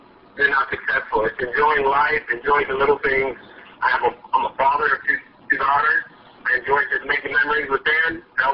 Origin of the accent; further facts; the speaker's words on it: Southern California, United States; I grew up in Southern Cal, so I grew up playing sports